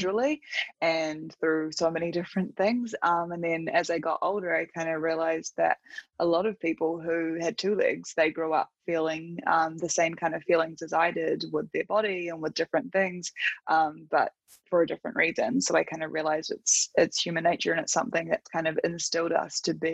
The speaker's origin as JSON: {"language": "English", "region": "Auckland", "country": "New Zealand", "tie": "born or raised there", "said": "I live in New Zealand. I grew up in Auckland and have pretty much always lived here"}